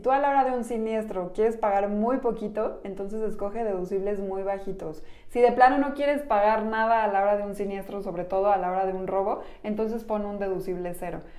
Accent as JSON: {"language": "Spanish", "country": "Mexico"}